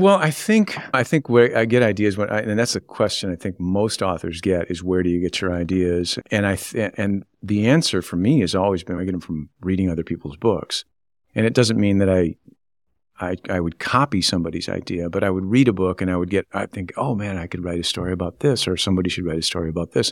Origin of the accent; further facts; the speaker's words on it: Grayling, Michigan, United States; also born or lived in Pontiac, Michigan / Waterford Township, Michigan; I was born in Pontiac. I grew up in Waterford Township until my fourth grade year of school and moved to Grayling